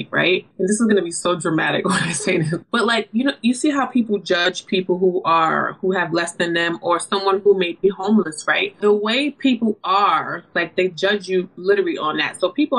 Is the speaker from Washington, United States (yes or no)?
no; New York City, New York, United States; I'm from New York City